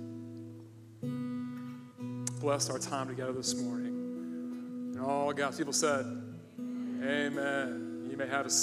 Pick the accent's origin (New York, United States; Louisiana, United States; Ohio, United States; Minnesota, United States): Ohio, United States; also born or lived in Michigan / California / Charlotte, North Carolina; now in Virginia Beach, United States; I grew up in Ohio, go Buckeyes.